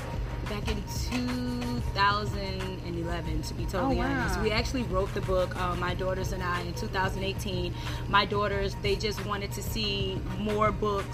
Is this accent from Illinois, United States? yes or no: no; Tallahassee, Florida, United States; now in Tampa, United States; I'm originally from Tallahassee, Florida. I now live in the Tampa, St. Petersburg area. I've been here for a while.